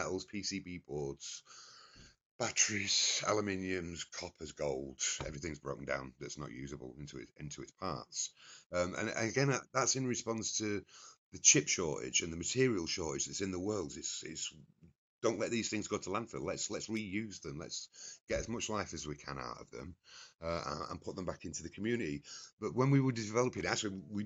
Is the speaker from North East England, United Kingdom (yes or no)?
no; Scarborough, Yorkshire and the Humber, United Kingdom; I grew up in North Yorkshire in Scarborough